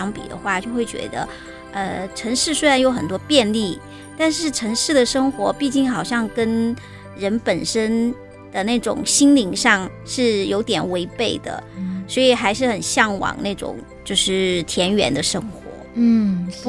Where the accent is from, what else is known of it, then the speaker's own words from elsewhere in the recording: Sichuan, China; now in Taiwan; 我是从小在都市里长大的小孩。